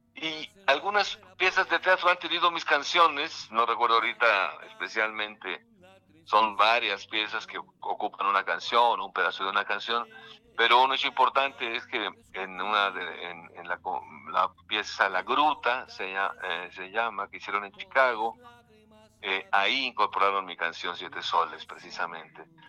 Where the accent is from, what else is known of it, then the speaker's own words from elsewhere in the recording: Mexico; estamos viviendo todos como mexicanos